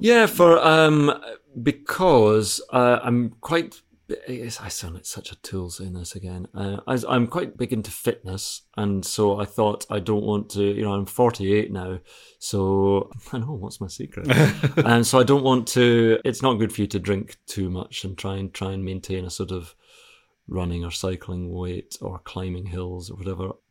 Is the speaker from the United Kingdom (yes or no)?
yes; Scotland, United Kingdom; I'm Scottish